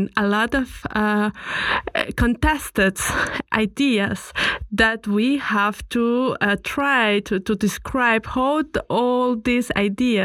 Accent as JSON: {"language": "English", "country": "Colombia", "moved": "yes", "lives_now": "Vienna, Austria", "said": "I come from Colombia"}